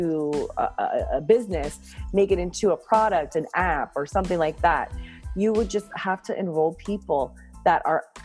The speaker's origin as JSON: {"language": "English", "town": "Miami", "region": "Florida", "country": "United States", "moved": "as an adult", "lives_now": "New York City, United States", "said": "I'm from Miami, Florida"}